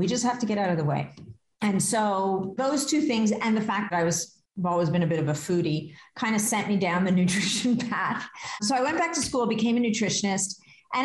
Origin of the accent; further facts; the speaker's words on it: Canada; I am Canadian.